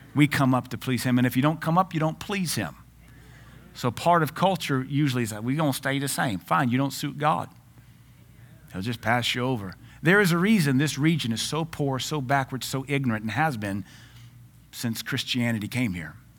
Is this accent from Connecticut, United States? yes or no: no; Louisiana, United States; I grew up in Louisiana